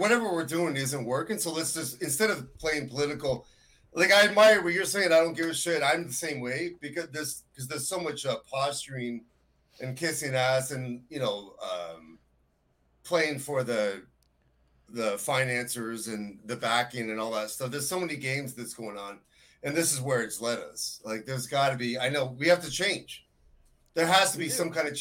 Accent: United States; also born or lived in Connecticut / Rhode Island; now in Canada; being born and raised in Connecticut and Rhode Island

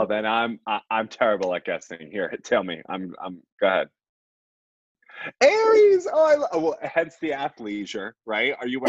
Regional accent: Long Island, New York, United States; So I am 31. I was born, raised, and buttered on Long Island, New York. And I am an astrologer.

